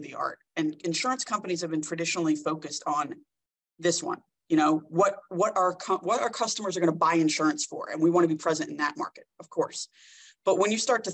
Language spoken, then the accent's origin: English; New Jersey, United States; moved away as an adult; now in Orange County, United States; born and raised in New Jersey